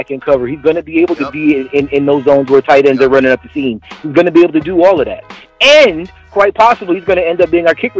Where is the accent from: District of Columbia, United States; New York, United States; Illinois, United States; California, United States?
California, United States; I grew up in Cali, and I spent a lot of time there